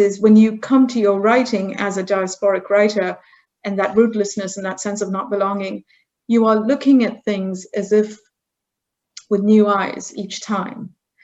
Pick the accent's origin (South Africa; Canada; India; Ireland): India; moved away as an adult; also born or lived in United Kingdom / Germany / Scotland / Silicon Valley; now in United States; So I grew up in India. I left India at the age of 18.